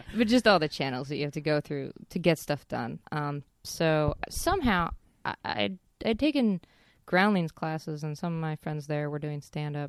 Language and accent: English; Casper, Wyoming, United States; now in Los Angeles, United States; I grew up in, uh, Casper, Wyoming